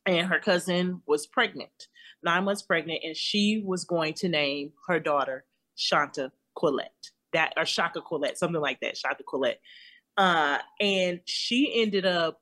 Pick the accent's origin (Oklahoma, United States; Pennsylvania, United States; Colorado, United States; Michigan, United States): Colorado, United States; Denver; I'm from Denver, Colorado. So on Channel 31 on Sundays, you would always get a kung fu movie